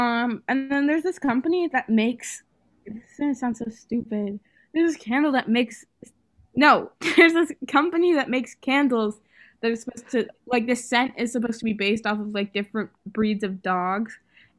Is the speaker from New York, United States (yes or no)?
no; Pennsylvania, United States; And they were like, where are you from? And I was like, PA. And they were like, what's PA? I was like, Pennsylvania.